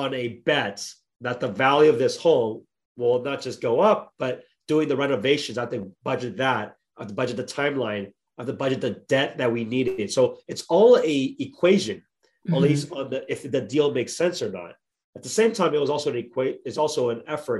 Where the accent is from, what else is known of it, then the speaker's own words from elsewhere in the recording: Bay Area, California, United States; I'm born and raised in the Bay Area